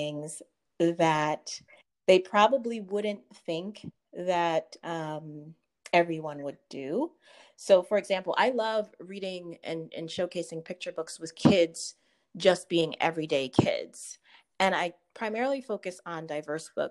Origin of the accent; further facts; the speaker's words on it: Connecticut, United States; I was born and raised in Connecticut